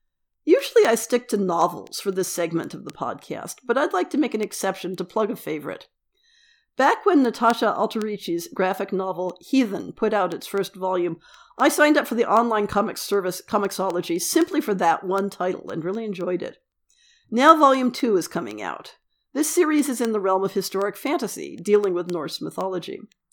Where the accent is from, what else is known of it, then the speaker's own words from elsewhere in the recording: Australia; Even the word gay was not really used growing up in Australia.